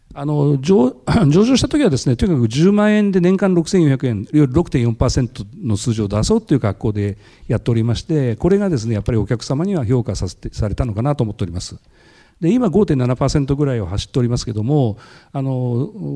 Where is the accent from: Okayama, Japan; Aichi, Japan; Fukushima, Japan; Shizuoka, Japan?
Shizuoka, Japan; 私もあの静岡で生まれて静岡で育って静岡の会社に入って